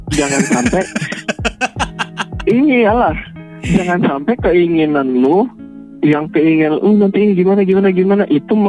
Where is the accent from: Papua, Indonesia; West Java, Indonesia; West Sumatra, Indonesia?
West Sumatra, Indonesia; saya orang Minang. Tulen orang Minang pure ayah ibu Minang